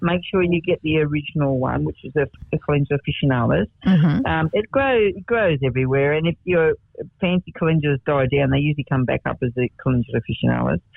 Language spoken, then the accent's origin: English; Denman, New South Wales, Australia; now in Martindale, Australia; born in the area, born in Denman